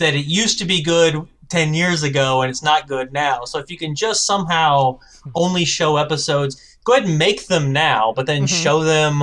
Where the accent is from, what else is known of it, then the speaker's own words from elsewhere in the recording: Darmstadt, Indiana, United States; moved away; I'm from Darmstadt, Indiana